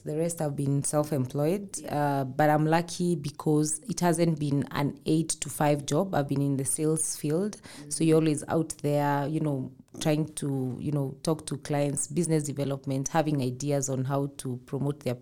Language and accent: English; Limuru, Kiambu County, Kenya; I come from Limuru where we have a lot of plums, especially during, you know, December.